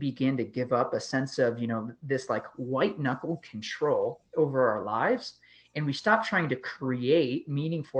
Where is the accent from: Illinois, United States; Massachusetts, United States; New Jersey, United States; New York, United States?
Illinois, United States; just outside of Chicago; I grew up just outside of Chicago